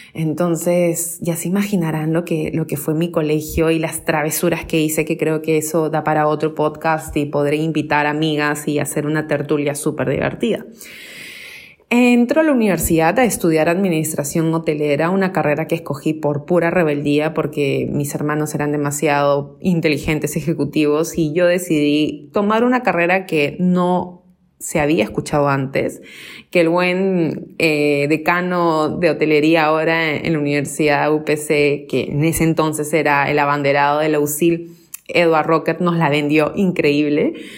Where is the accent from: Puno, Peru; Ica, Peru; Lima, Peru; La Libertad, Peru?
Lima, Peru; Yo tengo 37 años, eh, nací acá en Lima, Perú